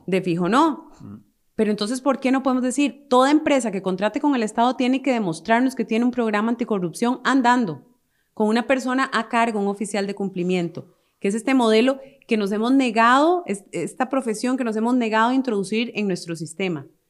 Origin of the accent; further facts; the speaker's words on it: Costa Rica; como costarricenses